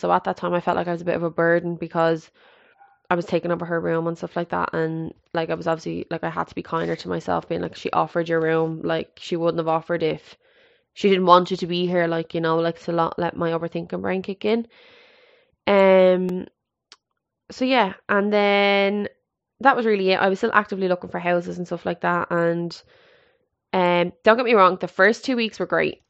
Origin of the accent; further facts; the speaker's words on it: Ireland; also born or lived in Canada; I always said I'd love to set up base back in Ireland